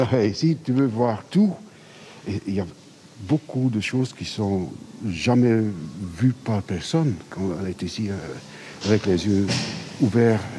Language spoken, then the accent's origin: French; Bruges, Flanders, Belgium; nous venons de Bruges